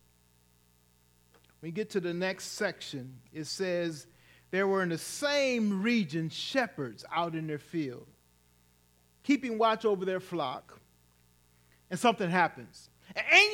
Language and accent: English; Cook County, Illinois, United States; moved away; my hometown, it would just be a two-hour ride back to Cook County, Illinois.